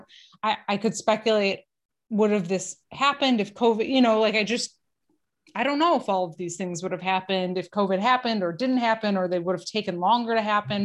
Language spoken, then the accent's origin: English; Detroit, Michigan, United States; I'm from Detroit